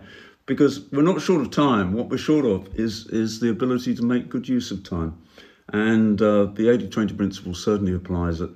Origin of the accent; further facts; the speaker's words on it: United Kingdom; moved away as an adult; I grew up in Britain, which is not the sunniest place in the world.